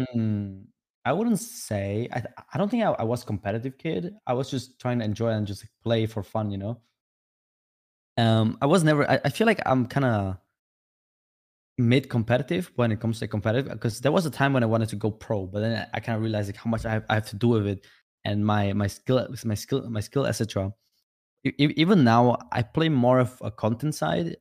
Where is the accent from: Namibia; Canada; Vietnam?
Vietnam; English is a second language; now in Czech Republic; I was born in Vietnam, uh, and I was living in village with my grandma